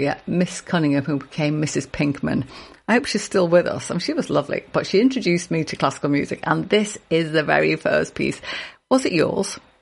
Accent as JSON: {"language": "English", "town": "Liverpool", "region": "North West England", "country": "United Kingdom", "tie": "born or raised there", "said": "the Royal Liverpool Philharmonic Orchestra, of course, my hometown orchestra"}